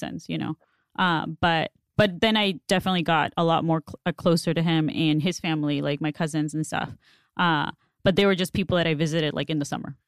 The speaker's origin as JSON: {"language": "English", "town": "Mexicali", "region": "Baja California", "country": "Mexico", "tie": "born or raised there", "also_born_or_lived": "San Diego", "first_language": "Spanish", "second_language": "English", "moved": "as an adult", "lives_now": "Los Angeles, United States", "said": "in Mexicali, like, in my hometown"}